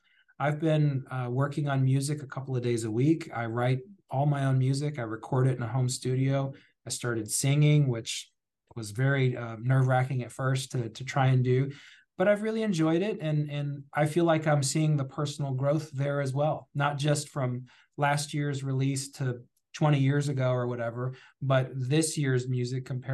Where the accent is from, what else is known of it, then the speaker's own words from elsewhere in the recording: New Albany, Indiana, United States; I was born and raised in Southern Indiana, specifically New Albany, Indiana